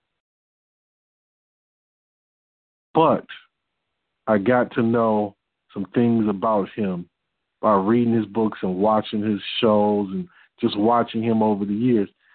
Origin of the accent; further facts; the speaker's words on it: Detroit, Michigan, United States; I'm from Detroit